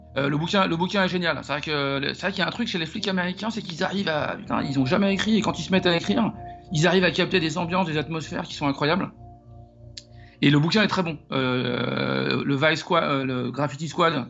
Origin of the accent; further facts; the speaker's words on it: Paris, Île-de-France, France; je suis né et j'ai grandi à Paris